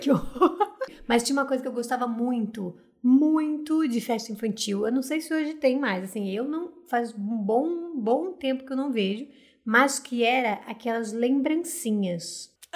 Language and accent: Portuguese; Rio de Janeiro, Brazil